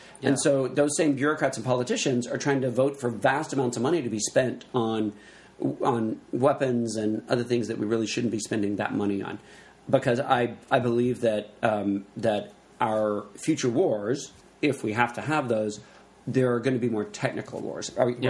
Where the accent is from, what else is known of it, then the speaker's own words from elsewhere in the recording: the South, United States; I'm from the South.